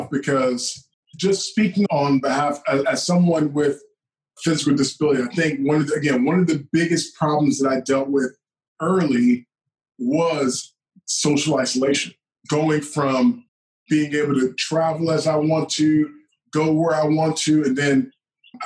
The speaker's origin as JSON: {"language": "English", "region": "Georgia", "country": "United States", "said": "I'm from Georgia"}